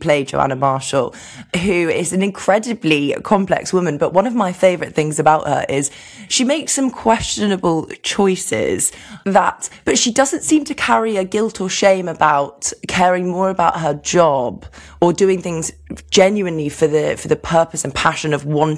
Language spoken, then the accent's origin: English; United Kingdom; as British people